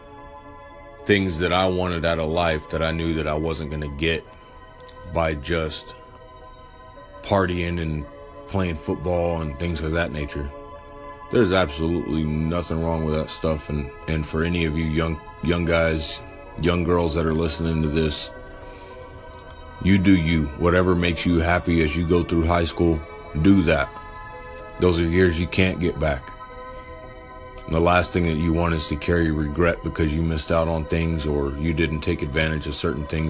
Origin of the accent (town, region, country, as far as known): Morton, Texas, United States; born or raised there